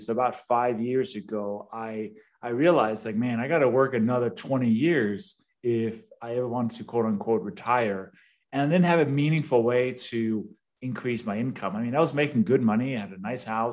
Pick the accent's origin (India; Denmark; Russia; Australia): Denmark; English is a second language; moved away as an adult; also born or lived in London; now in United States; I was born and raised in Denmark, hence the name and the accent